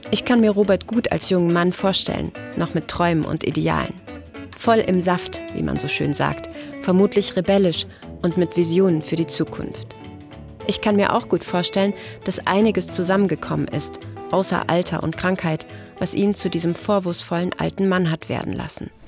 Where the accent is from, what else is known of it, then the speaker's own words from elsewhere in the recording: West Germany, Germany; now in East Germany; Hier in Ostdeutschland geht es vielen Rentnern schlechter als in Westdeutschland, wo ich herkomme.